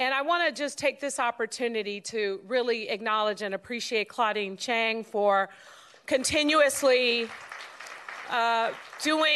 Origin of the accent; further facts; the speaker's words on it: San Francisco, California, United States; we grew up in San Francisco